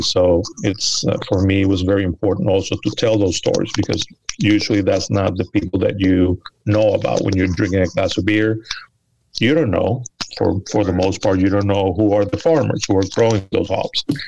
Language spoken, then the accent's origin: English; Venezuela; also born or lived in United States; now in New York, United States; I was born here in the United States, but I grew up in Venezuela and I moved back um, almost 30 years ago. Moved back, and I've been in New York for a little over 20.